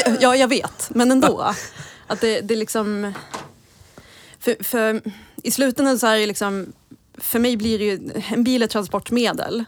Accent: Gävle, Gävleborg County, Sweden; som Gävlebo

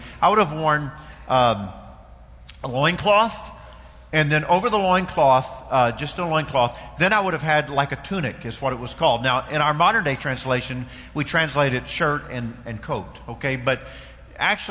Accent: Kentucky, United States; I know I'm from Kentucky, but where I'm from

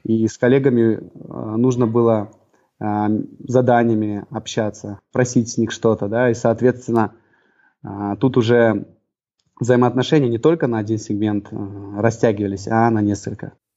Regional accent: Almaty, Kazakhstan; moved away as an adult; also born or lived in Atyrau; now in Aktau, Kazakhstan; Родился в Алмате я, вырос тоже э, в Алмате все детство.

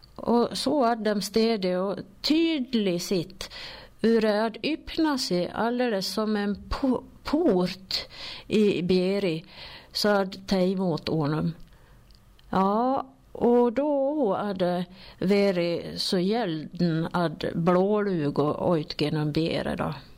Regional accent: Sollerön, Dalarna County, Sweden; accent: Sollerö dialect; jag är från Soldis och jag pratar soldmål

